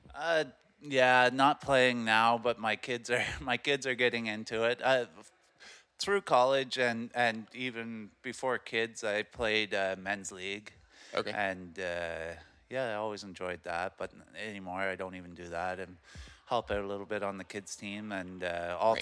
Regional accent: Amherst Island, Ontario, Canada; also born or lived in Kingston; born and raised on Amherst Island

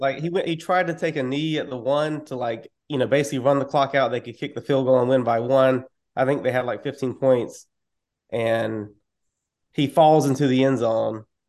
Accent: North Carolina, United States; I am from North Carolina

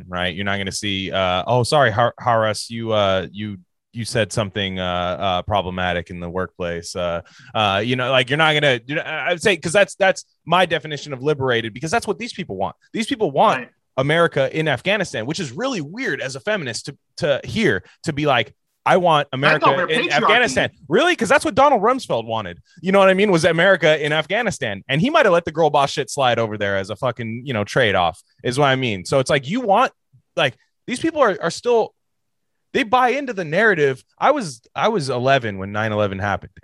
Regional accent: Bay Area, California, United States; I grew up in the Bay Area and still am here

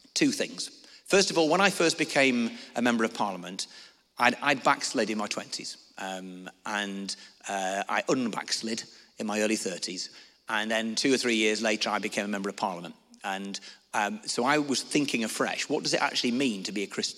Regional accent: Lancashire, North West England, United Kingdom; moved away as an adult; also born or lived in Newcastle

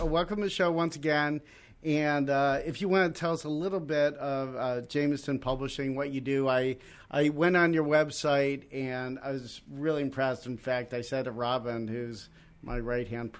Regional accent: Cleveland, Ohio, United States; moved away; I'm originally from Cleveland

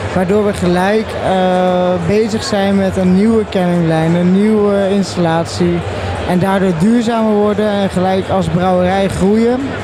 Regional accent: Tilburg, North Brabant, Netherlands; ik ben namelijk een Tilburger

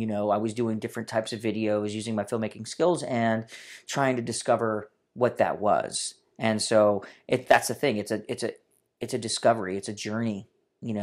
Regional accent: Orlando, Florida, United States; moved away as an adult; now in Hollywood, United States; from Orlando, Florida

